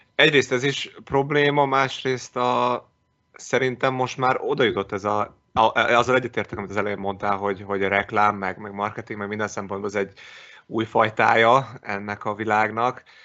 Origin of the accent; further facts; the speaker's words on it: Szeged, Csongrád-Csanád, Hungary; én Szegedi vagyok